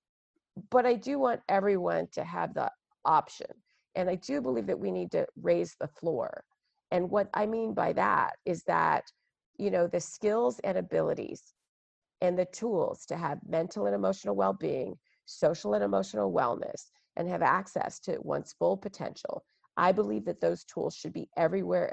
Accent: Texas, United States; I'm African American, growing up in Texas in the 80s

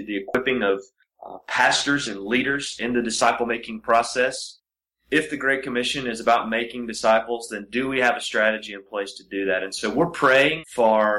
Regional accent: Appalachian Mountains, United States; I grew up in the Appalachian Mountains in an all-white county. I went to an all-school in the South

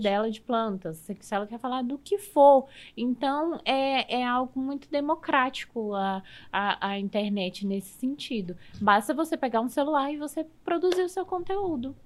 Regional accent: Gama, Federal District, Brazil; Eu sou natural do Gama

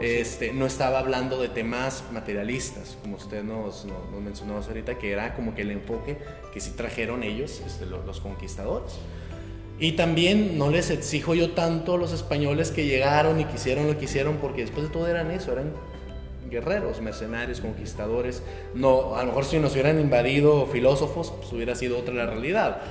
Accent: Mexico; nos define como mexicanos, somos mitad y mitad

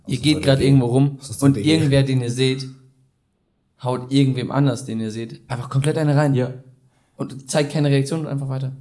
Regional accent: near Cologne, North Rhine-Westphalia, Germany; wir kommen aus der Nähe Köln

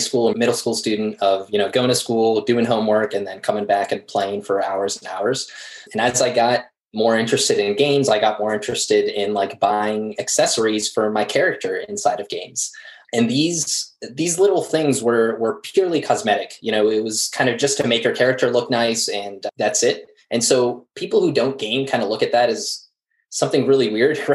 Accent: Morocco; now in Philadelphia, United States; I'm used to more tropical weather back in my home country of Morocco.

